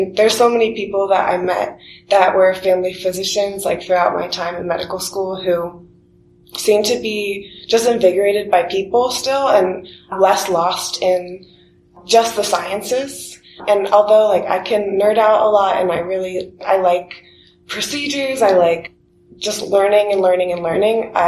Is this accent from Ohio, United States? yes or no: yes; Columbus, Ohio, United States; also born or lived in Athens, Ohio; growing up in Columbus